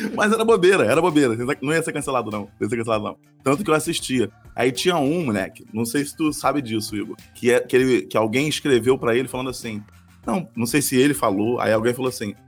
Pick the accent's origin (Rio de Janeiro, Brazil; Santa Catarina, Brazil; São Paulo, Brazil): Rio de Janeiro, Brazil; accent: carioca; eu sou carioca